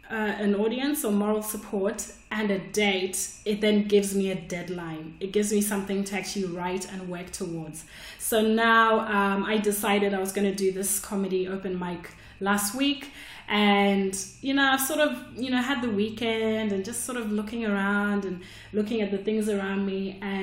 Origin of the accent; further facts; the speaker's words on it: Australia; I just emailed the club, hey, I'm from Australia. Can I come and do 5 minutes?